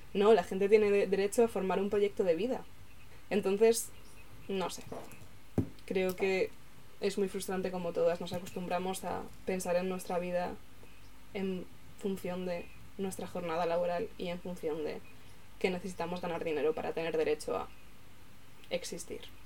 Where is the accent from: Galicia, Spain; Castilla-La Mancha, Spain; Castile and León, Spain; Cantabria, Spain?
Galicia, Spain; como persona gallega